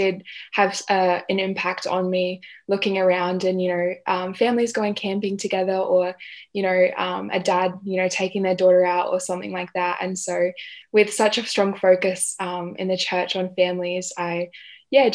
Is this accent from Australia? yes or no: yes; Adelaide, South Australia, Australia; I was born in Adelaide